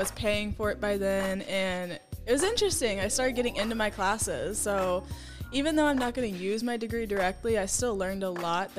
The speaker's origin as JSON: {"language": "English", "town": "Gulf Shores", "region": "Alabama", "country": "United States", "tie": "born or raised there", "moved": "as an adult", "lives_now": "Los Angeles, United States", "said": "I spent time in Alabama. I grew up on the beach in Gulf Shores. So it wasn't too country."}